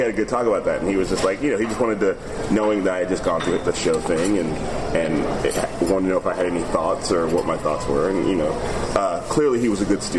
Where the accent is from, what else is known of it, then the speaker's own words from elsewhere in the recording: Chicago, Illinois, United States; also born or lived in Palo Alto, United States; I graduated from high school in Chicago, so for a long time, I would say I was from Chicago, but then I lived out here for so long, I was like, no, I think I'm from here now. But I was born in Palo Alto, lived